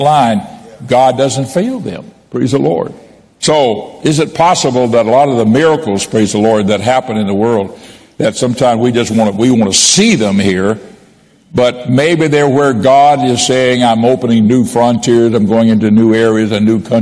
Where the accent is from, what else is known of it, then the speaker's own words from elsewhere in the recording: Pensacola, Florida, United States; also born or lived in Miami / Port St. Joe, Florida; I was born in Pensacola, and I lived there my first 10 years, and then moved to Miami when I was a boy.